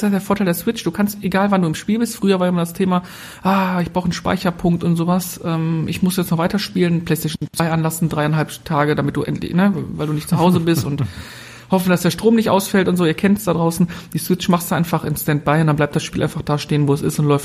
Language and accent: German; North Rhine-Westphalia, Germany; wir kommen ja aus dem Ruhrgebiet, also von daher.